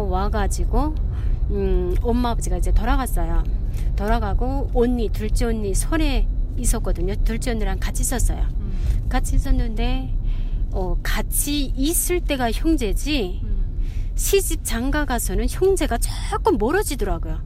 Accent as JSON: {"language": "Korean", "country": "North Korea", "also_born_or_lived": "China", "moved": "as an adult", "lives_now": "Salt Lake City, United States", "said": "저는 북한에서"}